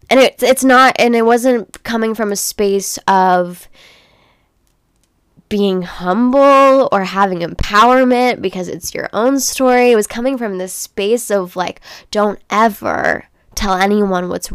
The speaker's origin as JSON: {"language": "English", "town": "Los Angeles", "region": "California", "country": "United States", "tie": "born or raised there", "also_born_or_lived": "Orange County, California", "said": "I grew up in Los Angeles, California."}